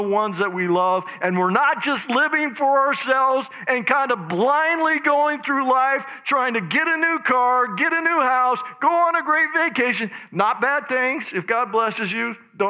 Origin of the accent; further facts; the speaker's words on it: Idaho, United States; But anyway, I'm from Idaho.